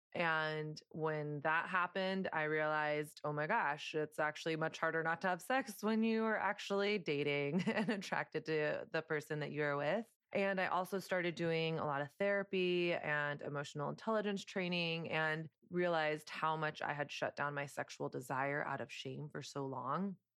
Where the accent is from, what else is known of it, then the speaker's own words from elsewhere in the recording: the South, United States; moved away as an adult; now in New York City, United States; I grew up in Southern conservative culture